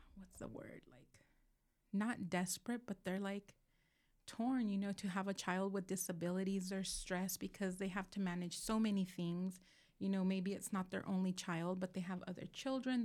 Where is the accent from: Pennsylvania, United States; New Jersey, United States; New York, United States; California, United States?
California, United States; Moreno Valley; also born or lived in Los Angeles County, California; I grew up in South Dalmani until, which is L A County, wi-, until I was, like, eleven, and then the rest of my life I've lived in Moreno